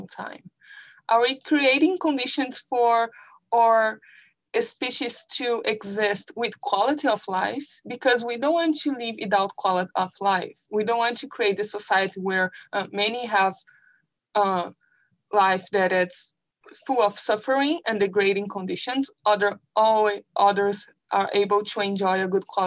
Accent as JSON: {"language": "English", "country": "Brazil", "moved": "yes", "said": "I came from Brazil"}